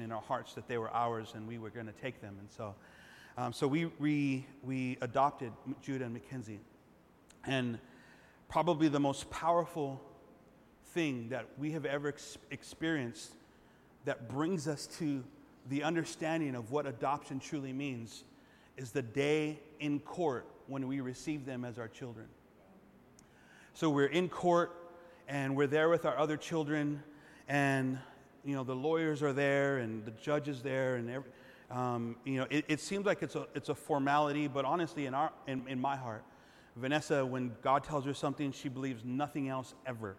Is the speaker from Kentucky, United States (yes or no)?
no; Los Angeles, California, United States; moved away; I'm from East Los.